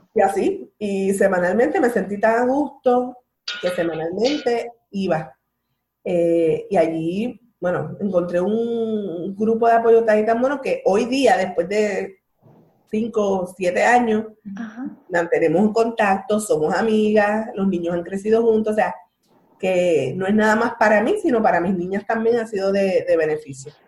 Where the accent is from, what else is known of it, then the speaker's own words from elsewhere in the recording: Bayamón, Puerto Rico; yo soy de Bayamón